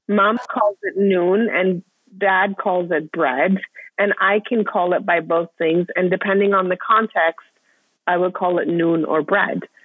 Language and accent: English; Vienna, Austria; moved away as an adult; also born or lived in Iran; now in United States; I was born in Iran, I grew up in Austria, and then came to the States for college